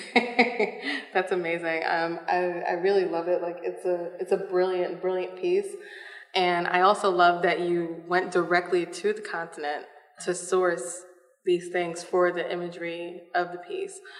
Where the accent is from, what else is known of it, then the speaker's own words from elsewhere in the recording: New York City, New York, United States; moved away; I'm from Brooklyn, New York originally